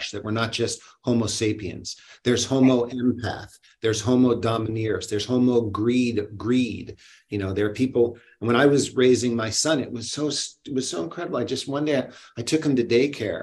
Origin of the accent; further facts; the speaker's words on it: Boston, Massachusetts, United States; I was born in Boston